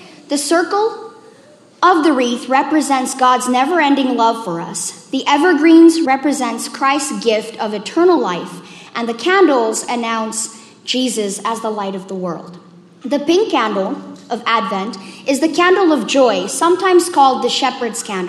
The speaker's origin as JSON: {"language": "English", "country": "South Africa", "moved": "yes", "said": "I'm originally from South Africa"}